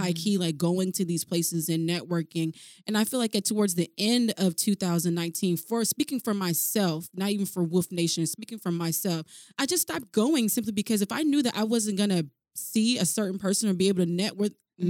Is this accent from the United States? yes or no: yes; Alaska, United States; I am from Alaska, my family, they all live in like Mississippi